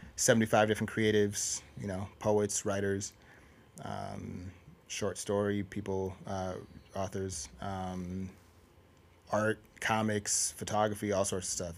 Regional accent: Minnesota, United States; I'm from Minnesota

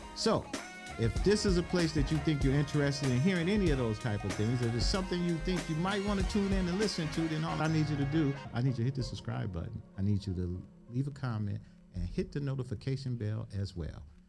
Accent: Cleveland, Ohio, United States; I grew up in that same community

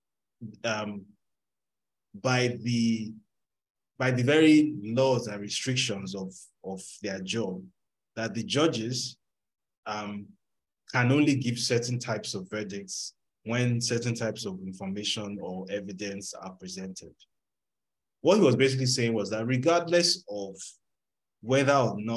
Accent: Nigeria; moved away; I grew up in Nigeria

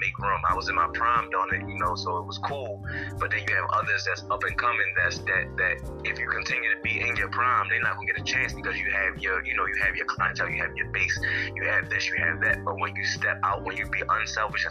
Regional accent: Baltimore, Maryland, United States; Baltimore, Maryland is where I was born and raised.

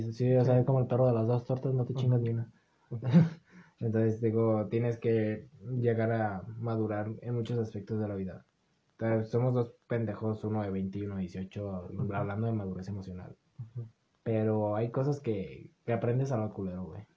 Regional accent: Mexico; con el que nos criamos en México

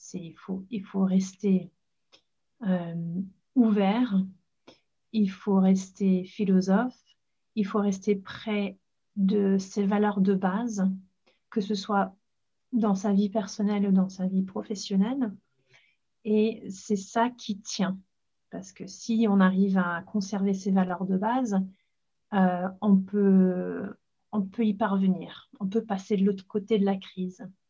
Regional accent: Leeds, Yorkshire and the Humber, United Kingdom; French is a second language; moved away as an adult; now in Paris, France; je suis née à Leeds, dans le nord d'Angleterre

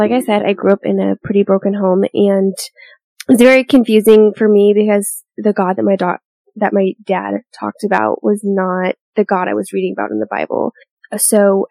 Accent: Portland, Oregon, United States; now in Arizona, United States; I am from Portland, Oregon, but I've spent half my life here in Arizona now, and so I call Arizona home

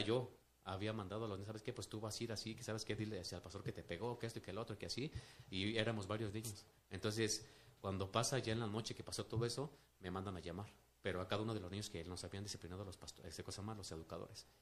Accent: Mexico City, Mexico; also born or lived in Mérida, Yucatán; me trajeron de un mes de nacido aquí a la Ciudad de México, entonces prácticamente, pues, soy como que más de, de este lado que, que de allá

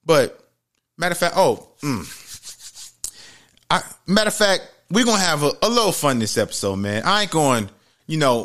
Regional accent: New York City, New York, United States; growing up in the Bronx, New York, Webster Avenue, 170

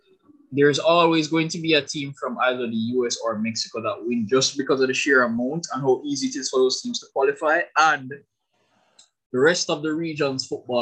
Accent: Jamaica; Lance, Leon, and I are from Jamaica.

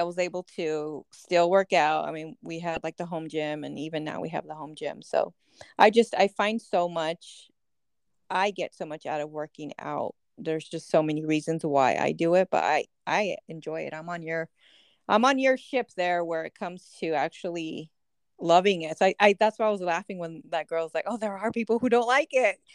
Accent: San Diego, California, United States; we're from San Diego

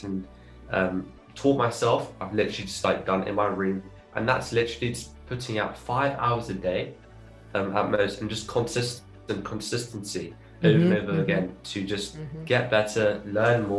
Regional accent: London, United Kingdom; also born or lived in Cape Town, South Africa; And then I was born here in London, but then because I didn't have like a British citizenship or like passport, I was still South African. And then we moved back to South Africa in a few months after I was born. So I had the chance to live in Cape Town for around 4 years or so.

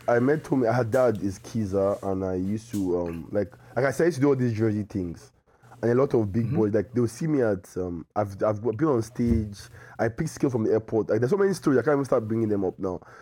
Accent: Nigeria; I'm, I'm a Nigerian

